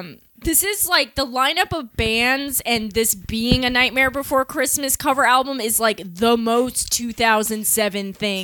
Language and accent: English; Long Island, New York, United States; where we grew up on Long Island